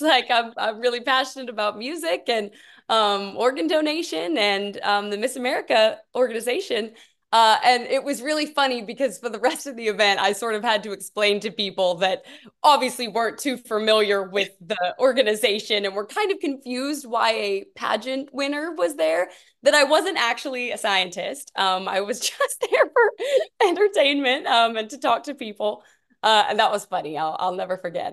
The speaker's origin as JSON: {"language": "English", "town": "Tyler", "region": "Texas", "country": "United States", "said": "I'm originally from Tyler, Texas"}